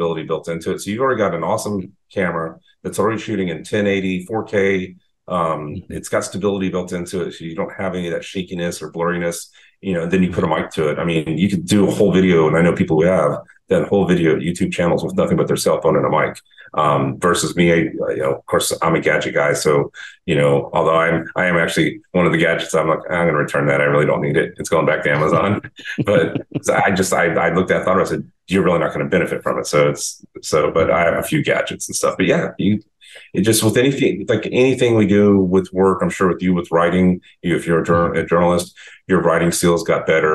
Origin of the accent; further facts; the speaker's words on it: Texas, United States; now in Boynton Beach, United States; I grew up in Texas